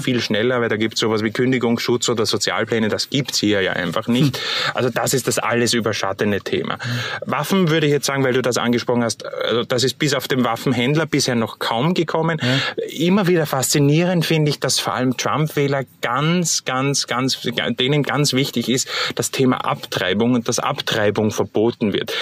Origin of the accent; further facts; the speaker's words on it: Austria; bei uns in Österreich